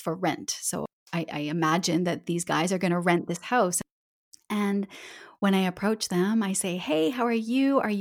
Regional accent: Calgary, Alberta, Canada; accent: Canadian English; moved away as an adult; now in Barcelona, Spain; I'm from Western Canada, from Calgary, Alberta.

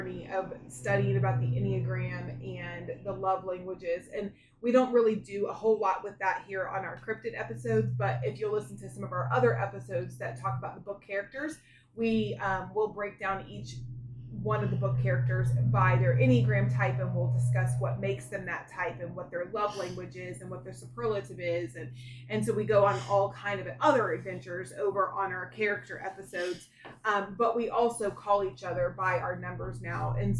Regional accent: Florida, United States; I grew up in Florida

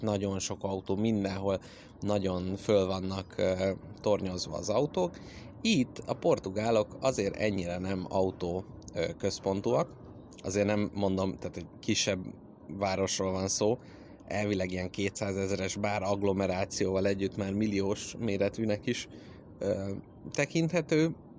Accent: Hungary; jó magyarként

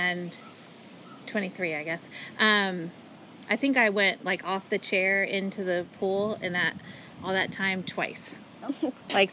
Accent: Ohio, United States; about an hour from where I grew up in Ohio

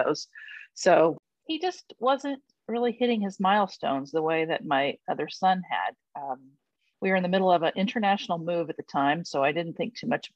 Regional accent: Indianapolis, Indiana, United States; I moved here back to Indianapolis

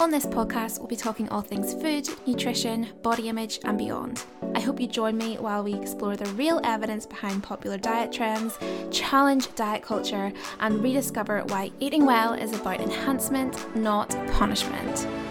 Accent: Northern Ireland, United Kingdom; accent: Northern Irish; if you couldn't tell by my accent, I am from Wee Northern Ireland

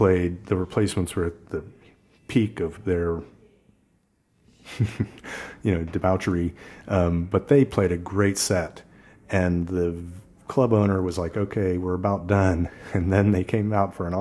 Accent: Columbus, Ohio, United States; moved away as an adult; also born or lived in San Francisco; I grew up here in Columbus, and every summer I'd go out to Arizona to visit my father

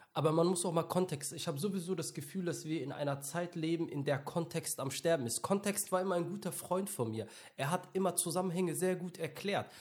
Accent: Mönchengladbach, North Rhine-Westphalia, Germany; ich bin in München-Gladbach aufgewachsen

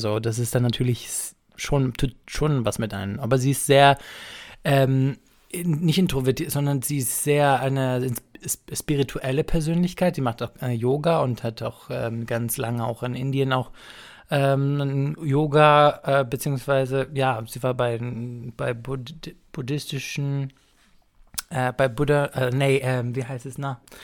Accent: Greece; moved away; mit dem Sohn bin ich auch aufgewachsen in Griechenland

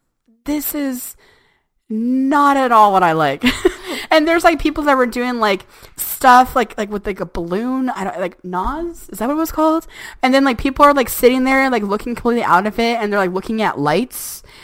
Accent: Whittier, Anaheim Hills, California, United States; I moved from Whittier and I moved to Anaheim Hills, and I went to a different high school. I went to Canyon High School

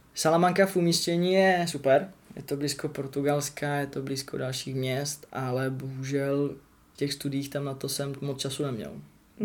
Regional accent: Czechia; first language Czech; moved away as an adult; now in England; jsem Čech

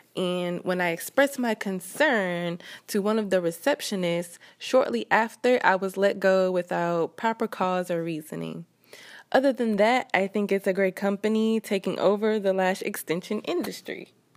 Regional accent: Baton Rouge, Louisiana, United States; moved away as an adult; now in Houston, United States; my hometown of Baton Rouge

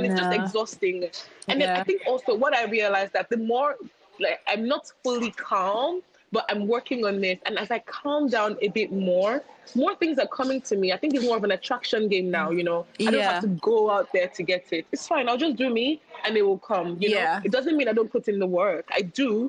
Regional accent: Nigeria; as a Nigerian

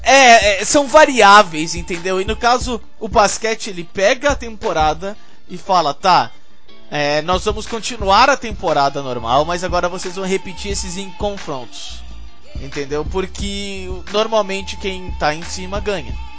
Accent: Brazil; eu sou brasileiro

